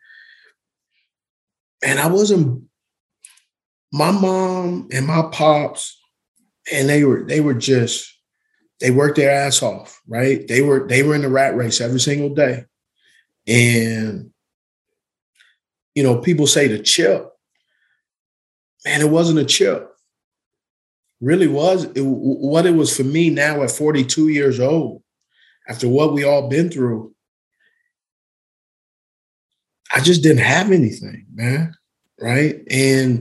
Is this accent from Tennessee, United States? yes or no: no; Utah, United States; also born or lived in California; I grew up in Utah.